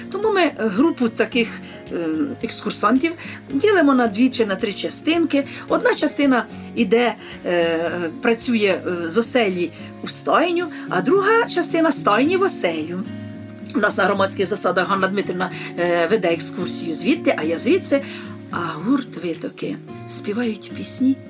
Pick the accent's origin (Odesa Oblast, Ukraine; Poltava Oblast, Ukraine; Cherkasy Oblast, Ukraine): Cherkasy Oblast, Ukraine; Chyhyryn area; now in Moshny, Ukraine; я взагалі із Чигиринської сторони.